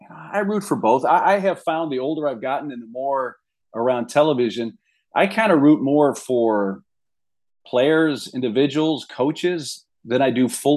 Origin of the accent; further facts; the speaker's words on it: St. Louis, Missouri, United States; moved away as an adult; also born or lived in Columbia, Missouri / San Diego; now in Kansas City, United States; I grew up in the St. Louis area, in the St. Louis suburbs.